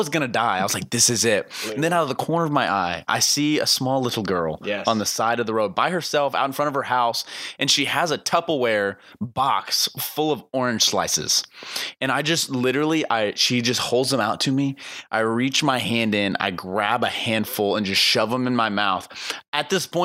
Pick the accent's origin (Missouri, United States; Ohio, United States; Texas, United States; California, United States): Missouri, United States; Branson; Branson, Missouri, my hometown